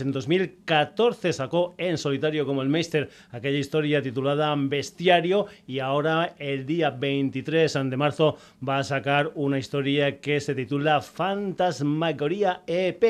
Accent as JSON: {"language": "Spanish", "region": "Extremadura", "country": "Spain", "said": "música de mi tierra, de Extremadura"}